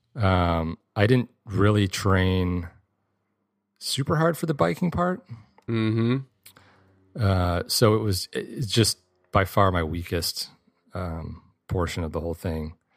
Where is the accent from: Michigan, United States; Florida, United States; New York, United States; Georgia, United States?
Michigan, United States; I grew up in Michigan